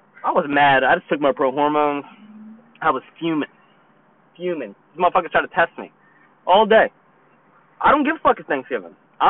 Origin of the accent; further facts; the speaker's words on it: Brooklyn, New York, United States; This is no, New York. Brooklyn.